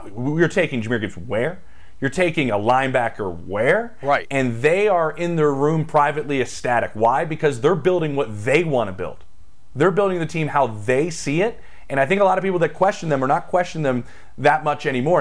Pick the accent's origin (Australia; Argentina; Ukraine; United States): United States; Philadelphia, Pennsylvania; I'm from Philadelphia